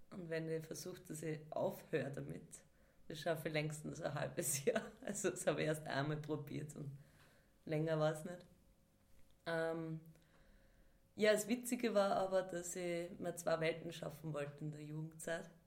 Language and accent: German; Upper Austria, Austria; Ähm, ursprünglich komme ich aus dem unteren Müllviertel, so Bezirk Freistadt. Und äh, da gibt es eigentlich nicht wirklich so Tanz. Also in unserem Ort hat es nicht gegeben.